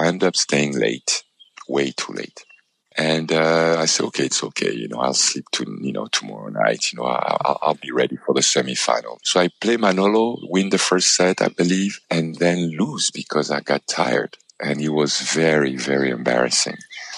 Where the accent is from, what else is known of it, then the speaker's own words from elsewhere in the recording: Paris, Île-de-France, France; my ultimate dream, you know, as a child growing up in Paris, in France, I actually stayed 1 year as a tennis student in Roland Garros